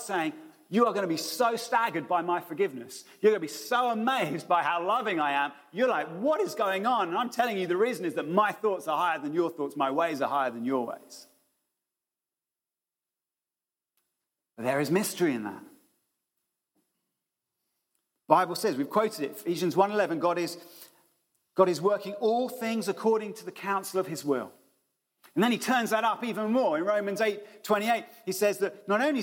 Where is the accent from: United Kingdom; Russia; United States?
United Kingdom; we're being British